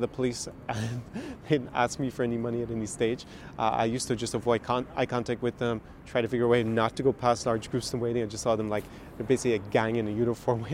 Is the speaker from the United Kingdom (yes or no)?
no; Ireland; now in Ukraine; my experience as an Irishman on Maidan in February 2014